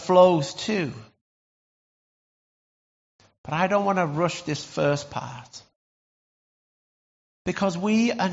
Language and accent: English; Lake District, North West England, United Kingdom; growing up in the Lake District